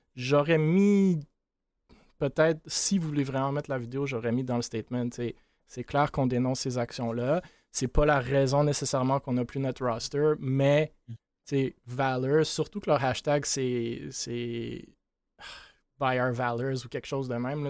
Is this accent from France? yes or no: no; Quebec, Canada; on est québécois